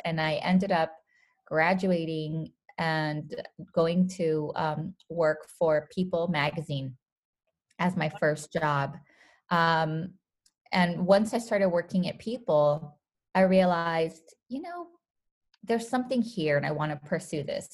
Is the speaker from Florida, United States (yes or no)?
no; Los Angeles, California, United States; born or raised there; also born or lived in Guadalajara, Jalisco, Mexico